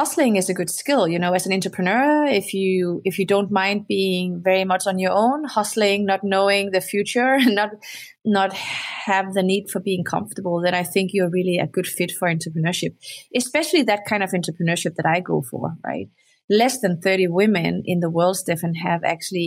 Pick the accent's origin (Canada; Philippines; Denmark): Denmark; moved away; also born or lived in Morocco; I grew up in Denmark. I was born in Morocco, but I grew up in Denmark.